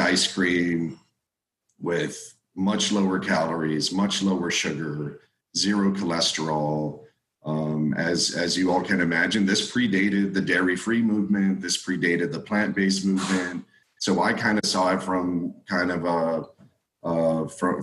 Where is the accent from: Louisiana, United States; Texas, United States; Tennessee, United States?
Texas, United States; South; grew up in South Texas from a family who speaks both Spanish and English